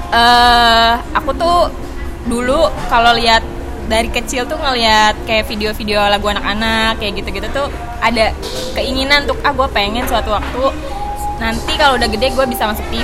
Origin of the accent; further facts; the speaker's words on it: Sumedang, West Java, Indonesia; asli aku dari Sumedang